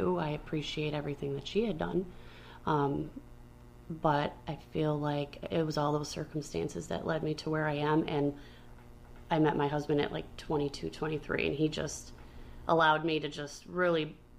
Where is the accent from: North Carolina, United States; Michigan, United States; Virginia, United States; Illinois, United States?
Illinois, United States; Chicago; now in Aurora, United States; Like, we are transplanted from Chicago. We have Chicago roots and all that. But, like, I have really taken Aurora as, like, this is where we are.